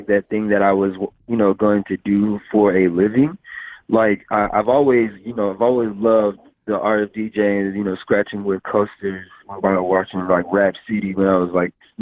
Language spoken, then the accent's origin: English; Fort Worth, Texas, United States; also born or lived in Amarillo, Texas; now in Dallas, United States; And then came to Fort Worth, Texas when I was like 5, and then moved to Dallas about 4 or 5 years ago. So I'm a Texas boy, man.